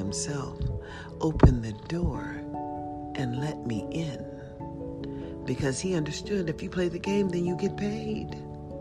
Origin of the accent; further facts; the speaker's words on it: United States; as an American citizen